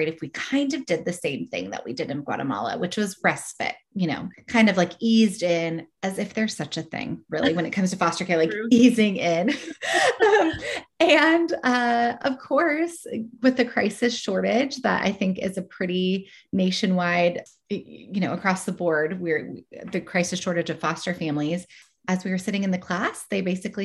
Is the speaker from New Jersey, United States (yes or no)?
no; Oregon, United States; I helped to found an organization here in my home state of Oregon